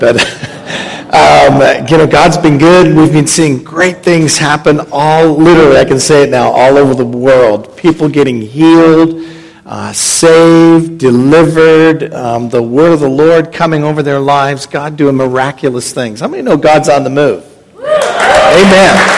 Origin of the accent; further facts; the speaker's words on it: Canada; now in Hamilton, Canada; I'm from Canada